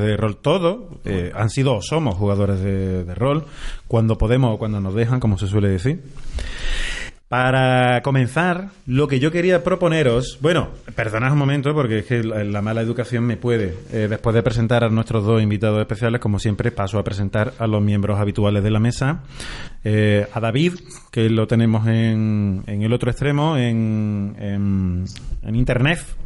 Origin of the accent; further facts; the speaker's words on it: Andalusia, Spain; somos todos andaluces